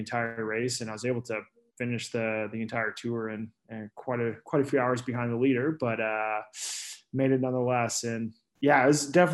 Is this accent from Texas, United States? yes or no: yes; Houston, Texas, United States; also born or lived in Girona, Spain; now in Austin, United States; I am from Houston. So I grew up there, and about 10 years ago after high school, I moved to Austin